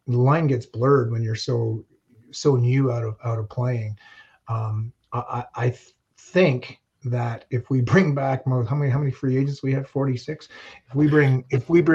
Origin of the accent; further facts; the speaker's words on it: Montreal, Quebec, Canada; moved away as an adult; also born or lived in Tucson, Arizona / Saskatchewan; I grew up around the Autostad